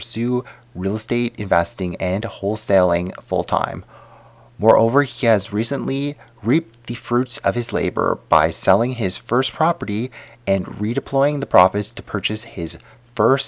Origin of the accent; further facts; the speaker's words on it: Canada; I definitely didn't have the typical Canadian upbringing either.